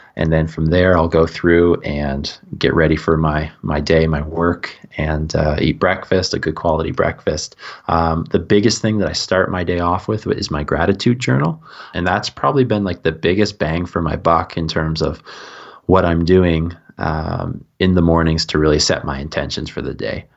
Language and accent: English; East Coast of Canada, Canada; also born or lived in Melbourne, Australia / Saint Kitts and Nevis; I grew up on the east coast of Canada, so we border Maine, where I am.